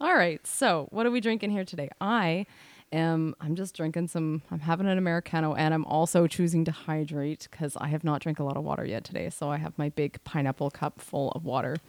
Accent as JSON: {"language": "English", "country": "Canada", "said": "We are Canadian R Ns"}